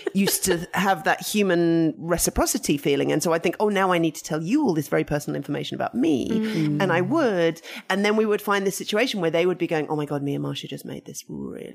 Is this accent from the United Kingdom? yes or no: yes; United Kingdom; I'm British and we're very much, even though my family were Russian, the kind of, my mum had grown up in England and my grandpa who brought me up also was very British